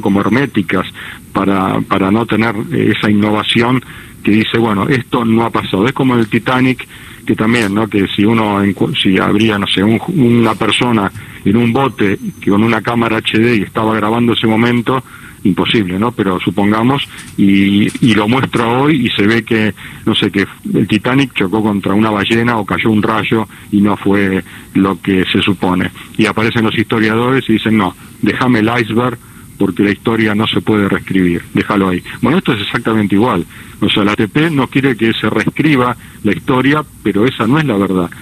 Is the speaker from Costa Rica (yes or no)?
no; Argentina